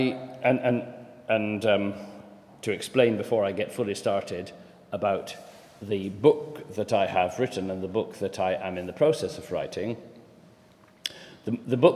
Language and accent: English; Scotland, United Kingdom; moved away; also born or lived in North East England; I am a Scotsman